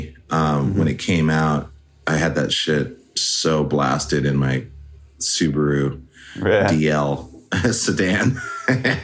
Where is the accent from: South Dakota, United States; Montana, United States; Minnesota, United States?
Montana, United States; Great Falls; moved away as an adult; also born or lived in Seattle, Washington; I'm actually from Montana. Okay. I grew up in Montana.